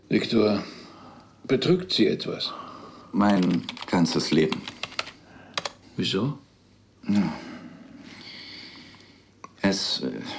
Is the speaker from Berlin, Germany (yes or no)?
yes; Berlin, Germany; Also, ich bin in Berlin aufgewachsen. Sonja in der Nähe von Stuttgart. Meine Eltern stammen aus St. Petersburg, ihre aus der Ukraine. Wir sind beide als Kinder nach Deutschland gekommen